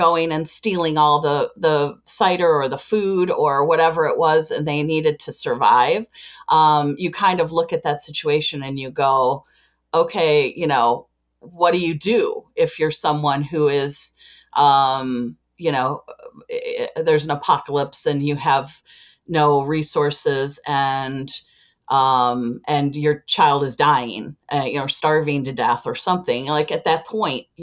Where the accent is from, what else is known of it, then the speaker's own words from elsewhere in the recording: Chicago, Illinois, United States; I am from Chicago, Illinois